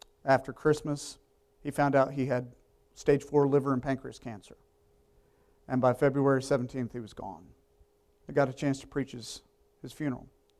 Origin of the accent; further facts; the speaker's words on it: Richmond, Virginia, United States; moved away as an adult; I grew up in Richmond, going to public school